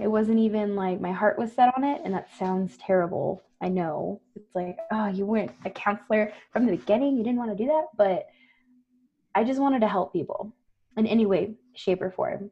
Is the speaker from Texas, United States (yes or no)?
yes; Floresville, Texas, United States; also born or lived in San Antonio, Texas; Grew up in Floresville, Texas